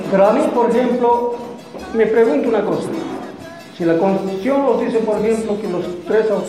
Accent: Chichas, southern Potosí Department, Bolivia; Venimos ah, del sur del departamento de Potosí, Naciones Chichas, lo cual eh, como Chichas contempla cinco municipios, Chicha, Atucha, Cotareta, Tupisa, Villazón

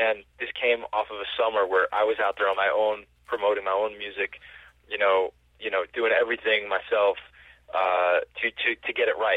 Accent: New York, United States; as a New Yorker

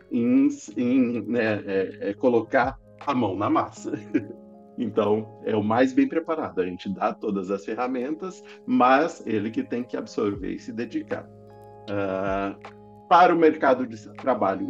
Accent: Presidente Prudente, São Paulo, Brazil; sou do interior, lá de Presidente Prudente

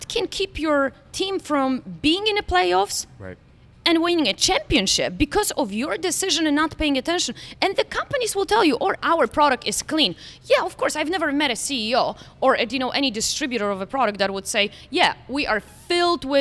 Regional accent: Poland; now in Florida, United States; I was raised in Poland

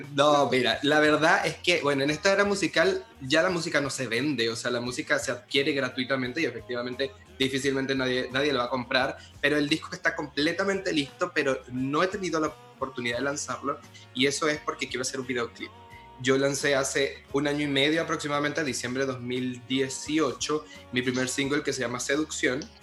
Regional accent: Barquisimeto, Lara, Venezuela; en mi ciudad natal, que se llama Barquisimeto, Venezuela, porque soy venezolano también falta decir eso. Se nota por mi acento

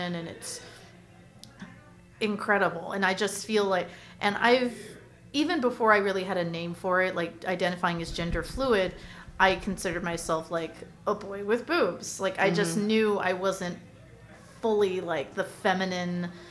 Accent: Orange County, California, United States; moved away as an adult; now in Los Angeles, United States; I'm from Orange County and then okay. transplanted to LA 2012

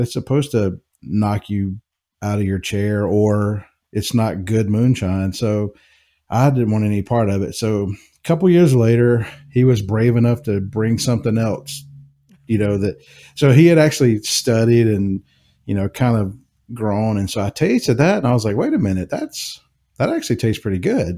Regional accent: Jackson, Mississippi, United States; moved away as an adult; also born or lived in Knoxville, Tennessee; now in Kentucky, United States; I was born and raised in Jackson, Mississippi. Um, so, I'm a Southern boy

